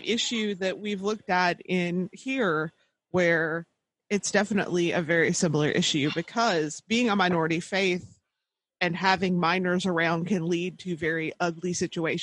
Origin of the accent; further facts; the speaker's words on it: Arkansas, United States; I grew up in Arkansas